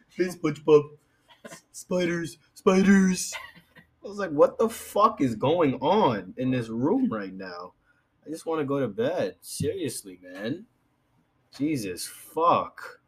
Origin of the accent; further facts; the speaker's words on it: New York City, New York, United States; I'm from the Bronx